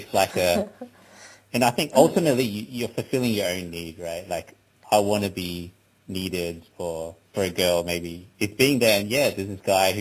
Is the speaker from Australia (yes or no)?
yes; Australia; me being Chinese Australian